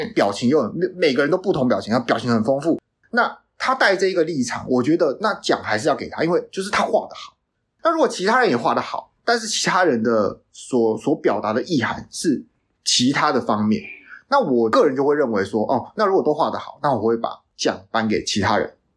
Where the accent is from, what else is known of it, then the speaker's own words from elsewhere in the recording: Taiwan; also born or lived in Canada; 我们台湾人